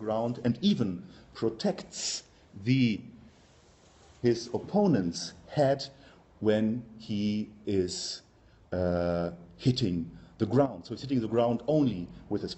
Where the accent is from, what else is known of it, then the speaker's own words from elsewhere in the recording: Germany; accent: German; English is a second language; now in Belgium; as you can hear from my accent, I'm German by birth.